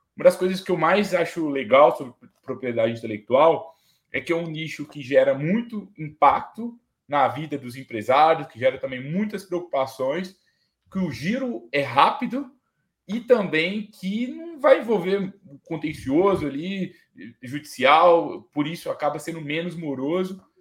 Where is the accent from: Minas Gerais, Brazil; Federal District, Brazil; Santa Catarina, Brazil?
Minas Gerais, Brazil; Itabira; na minha cidade, por exemplo, eu nasci em Itabira, que é cidade de, uma cidade de mineração